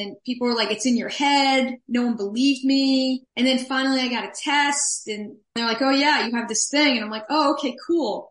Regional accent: New York City, New York, United States; moved away as an adult; now in Seattle, United States; I'm from New York City area originally

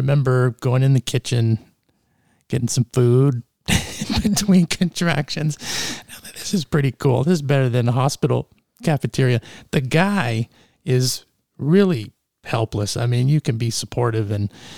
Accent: Canada; moved away; also born or lived in East Texas; I grew up in Canada

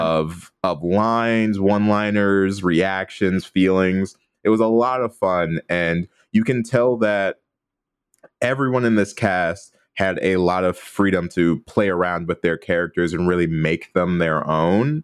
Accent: Midwest, United States; now in Los Angeles, United States; as a Midwesterner

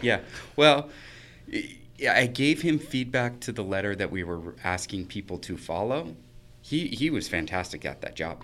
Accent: Idaho Falls, Idaho, United States; born or raised there; moved away as an adult; now in Boise, United States

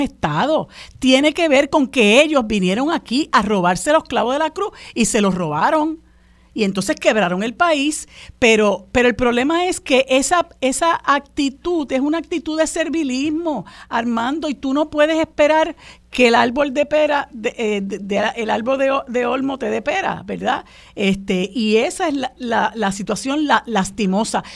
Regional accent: Puerto Rico; los puertorriqueños

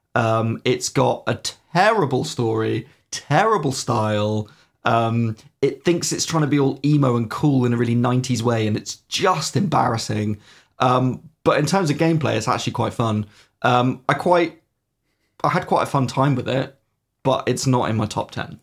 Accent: United Kingdom; we are horribly British

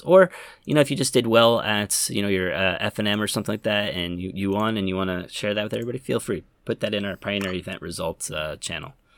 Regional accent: Yokohama, Kanagawa, Japan; Yokohama, my hometown

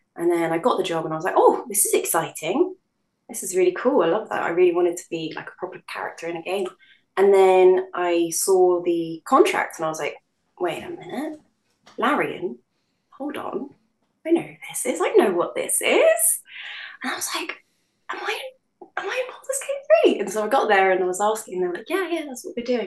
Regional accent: London, United Kingdom; born in London. So I'd say when people ask me what um, what I identify as, I'd probably say I'm a Londoner first

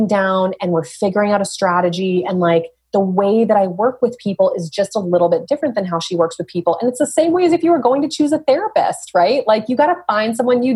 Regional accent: Dover, New Hampshire, United States; also born or lived in Portsmouth, New Hampshire; I grew up here. I was born in Portsmouth, grew up in Dover, went to UNH

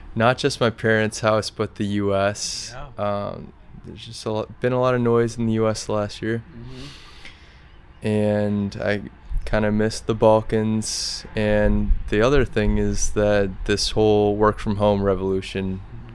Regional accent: Grinnell, Iowa, United States; moved away as an adult; also born or lived in Kosovo; now in Saranda, Albania; I'm from Grinnell, Iowa.

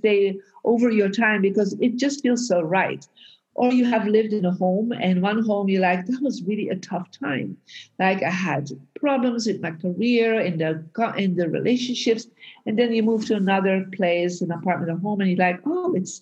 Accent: Belgium; now in United States; I was born in Belgium and I moved out of Belgium and moved to America and lived in different countries.

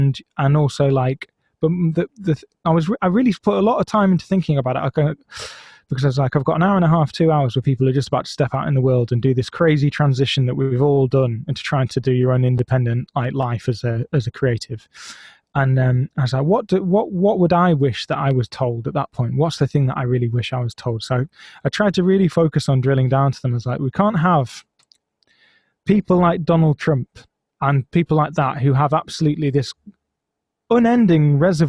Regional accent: Blackburn, North West England, United Kingdom; Oh, I'm from Blackburn. Oh, it's shit, isn't it? Yeah, it's a bit shit.

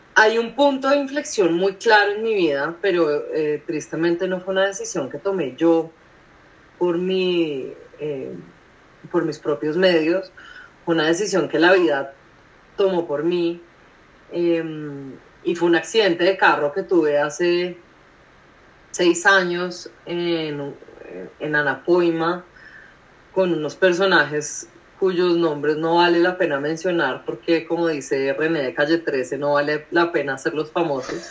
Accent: Colombia; soy colombiana, soy millennial

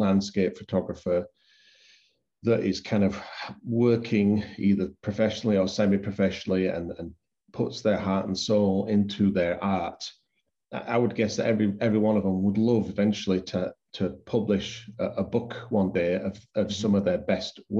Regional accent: Yorkshire and the Humber, United Kingdom; now in Canada; I am English. I am from Yorkshire

